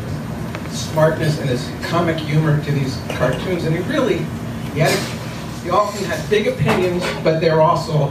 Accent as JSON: {"language": "English", "region": "New Jersey", "country": "United States", "said": "I'm from New Jersey"}